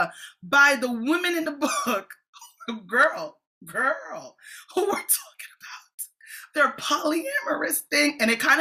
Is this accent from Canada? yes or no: no; Jamaica; I'm a Jamaican apostolic